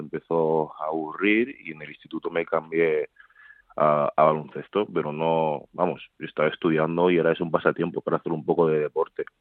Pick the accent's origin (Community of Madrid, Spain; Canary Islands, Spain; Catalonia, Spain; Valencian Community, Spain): Community of Madrid, Spain; Madrid; also born or lived in Seville; Nací en Sevilla, pero nada, estuve ahí un año y, pocos meses, un año y medio o así. Y luego ya he estado toda la vida en Madrid. Vamos, soy más madrileño que sevillano